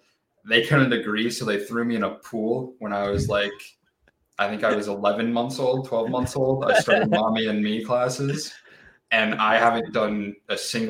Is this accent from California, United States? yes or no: yes; California, United States; Just born and raised in California.